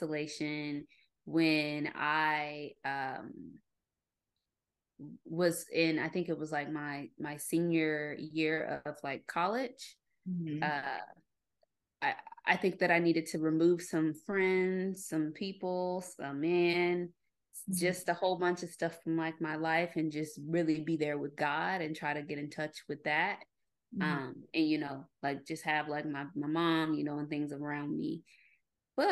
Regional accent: Arkansas, United States; I'm from Arkansas

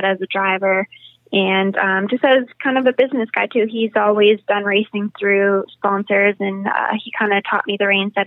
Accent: Winnipeg, Manitoba, Canada; moved away as an adult; now in United States; my hometown of Winnipeg

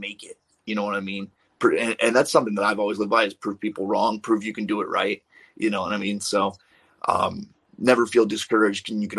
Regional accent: Maryland, United States; I'm from Maryland

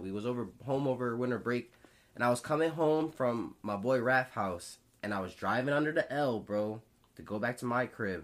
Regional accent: Philadelphia, Pennsylvania, United States; also born or lived in Bloomsburg; us growing up in Philly

